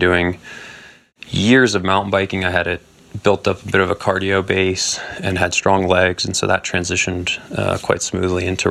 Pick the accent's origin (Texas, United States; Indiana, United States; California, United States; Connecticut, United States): California, United States; Marin County; I grew up in Marin County, California